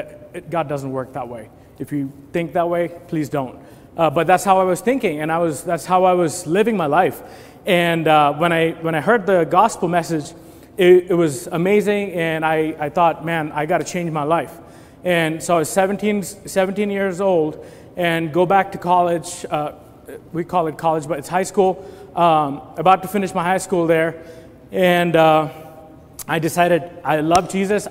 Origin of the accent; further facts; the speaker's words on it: India; moved away as an adult; I was born and raised in India. I'm an Indian national, and I, 20 years of my life, I lived in India before